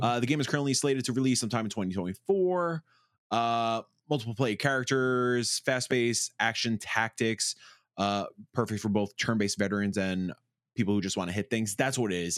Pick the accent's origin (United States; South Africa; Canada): United States; I'm too American